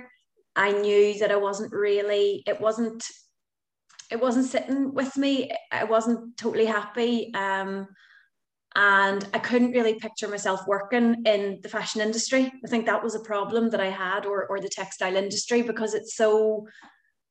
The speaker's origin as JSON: {"language": "English", "town": "Belfast", "region": "Northern Ireland", "country": "United Kingdom", "moved": "yes", "lives_now": "Galway, Ireland", "said": "I'm from Belfast, but Galway is my home now"}